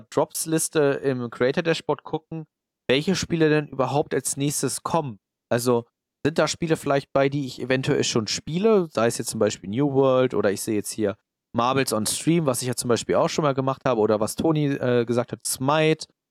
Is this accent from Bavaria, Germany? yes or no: no; Hanover, Lower Saxony, Germany; bei uns in Hannover